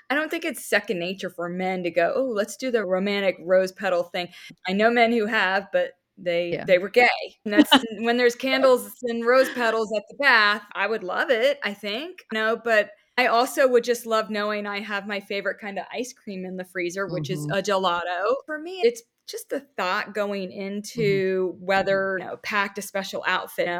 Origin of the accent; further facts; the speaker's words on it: Florida, United States; I grew up in Florida